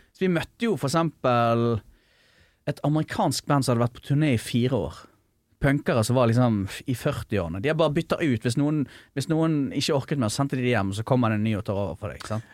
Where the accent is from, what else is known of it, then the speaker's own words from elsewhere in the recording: an island 30 minutes from Bergen, Vestland, Norway; jeg har vokst opp på landet, sant. Eller ja. 30 minutter fra Bergen, da. Ja. På en øy